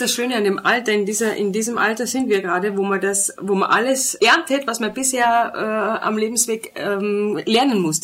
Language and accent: German; Germany; now in Austria; ich bin auch Deutsche